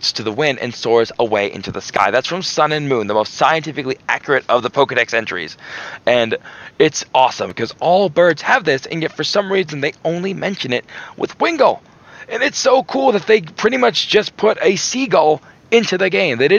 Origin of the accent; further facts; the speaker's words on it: Florida, United States; I'm from Florida